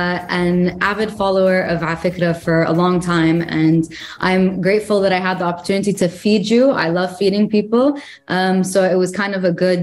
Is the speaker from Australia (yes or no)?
no; Greece; born there; also born or lived in Jordan / United Arab Emirates / Egypt; So I actually lived in Jordan for only a couple of years. But I lived in the UAE. I was born in Greece. I lived in Egypt. So I feel like I partially identify as Egyptian to some point.